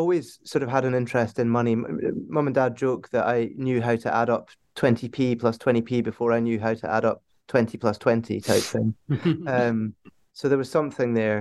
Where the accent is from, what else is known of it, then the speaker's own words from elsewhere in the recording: Aberdeen, Scotland, United Kingdom; growing up in Aberdeen